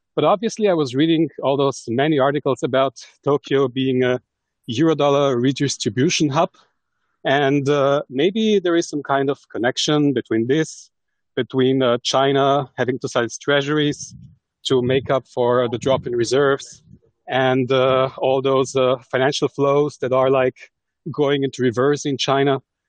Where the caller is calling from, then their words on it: Austria; Yes, I'm calling from Austria, actually.